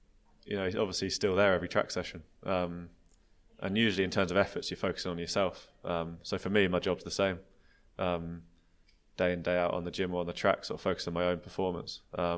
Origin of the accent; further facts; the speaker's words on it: United Kingdom; I'm a British track cyclist